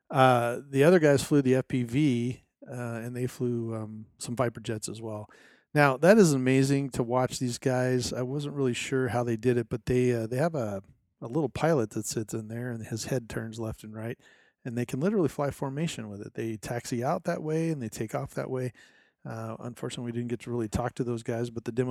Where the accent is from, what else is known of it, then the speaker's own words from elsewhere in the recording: Arizona, United States; But for now … from Arizona, we'll uh, see you in two weeks.